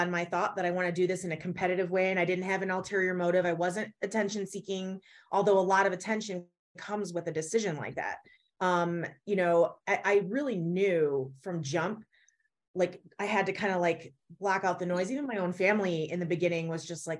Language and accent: English; Elmira, New York, United States; moved away; Elmira, New York, my hometown